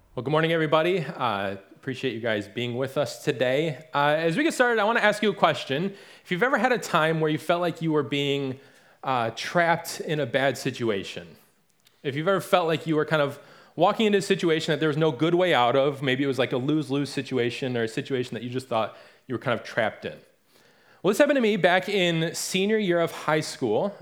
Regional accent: Detroit area, Michigan, United States; now in Raleigh, United States; growing up in the Detroit area is not the same, or the, the Detroit area, so to speak, is not the same as actually growing up in the city itself

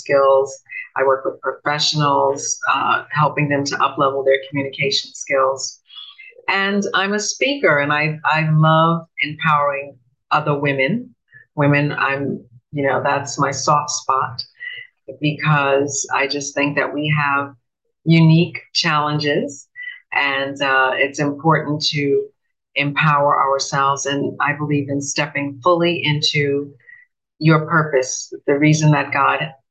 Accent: Bahamas; also born or lived in New York, United States; I was born in New York. I grew up here in the Bahamas from the time I was seven. So very much born, bred in the Bahamas

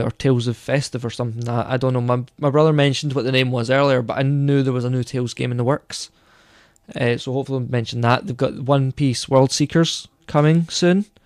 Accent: Scotland, United Kingdom; we're Scottish, you know, we, we were in Scotland, we're not in the States

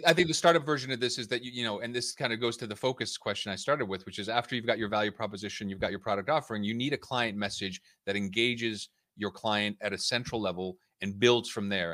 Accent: United States; moved away as an adult; also born or lived in Budapest; now in London, United Kingdom; I was born and raised in the United States. uh, to Hungarian parents

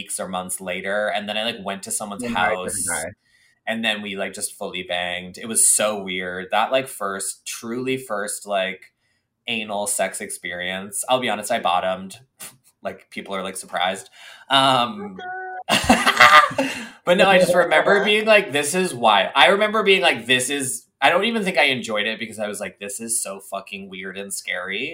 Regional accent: suburbs of Boston, Massachusetts, United States; moved away; I lived in the suburbs of Boston.

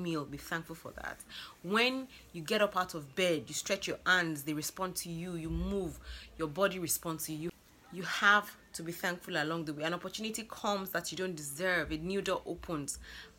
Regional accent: Lagos, Nigeria; I'm from Lagos, Nigeria

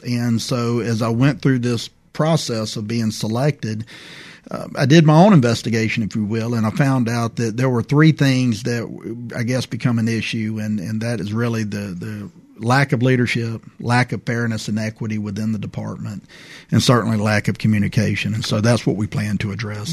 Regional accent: Prichard, Alabama, United States; I grew up in Pritchard, Alabama

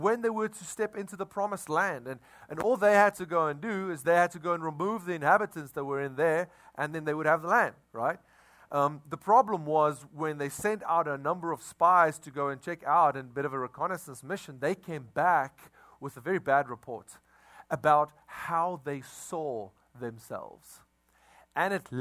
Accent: South Africa; now in Crowley, United States; we come from South Africa

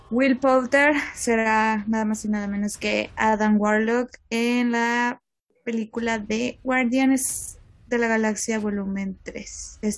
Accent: Monterrey, Nuevo León, Mexico; somos de Monterrey

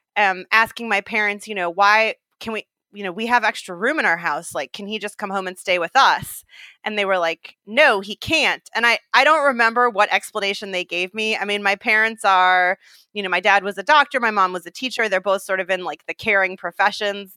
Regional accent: Bay Area, California, United States; moved away as an adult; also born or lived in New York / Sub-Saharan Africa; I grew up in the Bay Area

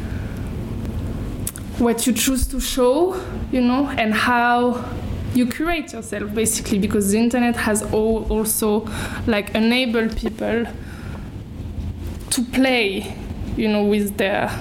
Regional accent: Paris, Île-de-France, France; I grew up in Paris

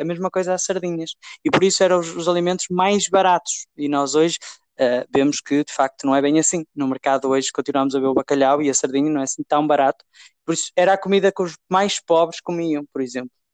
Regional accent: Portugal

